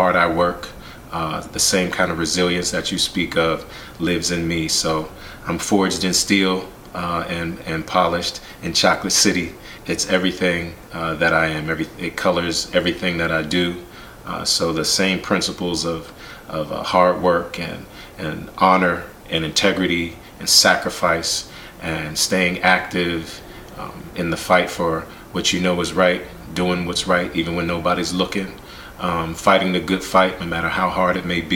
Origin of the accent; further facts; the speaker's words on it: Washington, District of Columbia, United States; also born or lived in Pittsburgh, Pennsylvania; growing up in the Washington, D.C. area, I was also born in Pittsburgh